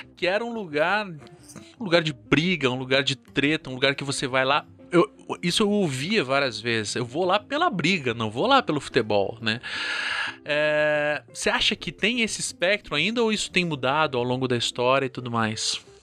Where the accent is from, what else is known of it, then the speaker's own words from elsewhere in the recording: Curitiba, Paraná, Brazil; eu sou aqui de Curitiba